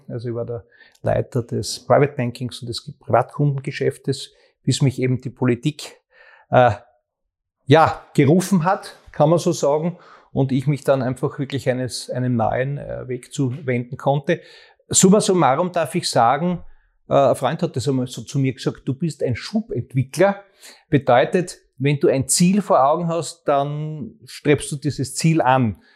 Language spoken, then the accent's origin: German; Graz, Styria, Austria; für meine Heimatstadt, in der ich auch geboren worden bin